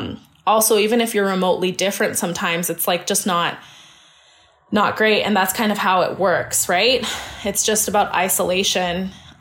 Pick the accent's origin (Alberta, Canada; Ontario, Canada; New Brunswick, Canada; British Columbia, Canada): British Columbia, Canada; Surrey; And even me, I'm born and raised in Canada, in Surrey.